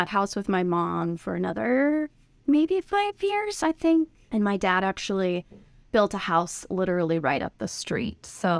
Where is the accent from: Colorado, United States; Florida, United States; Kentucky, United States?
Colorado, United States; Golden; That's where Coors Brewery is, and so I was born and raised there, like grew up, went to high school smelling hops in the air.